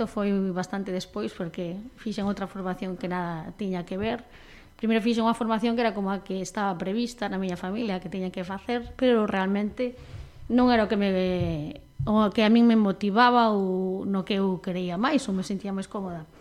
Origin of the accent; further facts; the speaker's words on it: Panxón, Galicia, Spain; also born or lived in Teis, Vigo; pola vila da que eu son, que son de Panxón, aunque agora vivo no fermoso barrio de Teis.